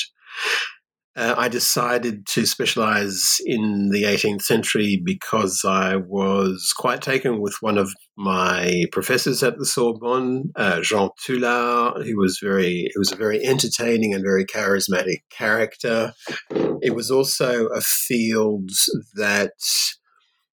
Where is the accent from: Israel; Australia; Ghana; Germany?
Australia; also born or lived in Perth, Australia / Paris, France; I'm Australian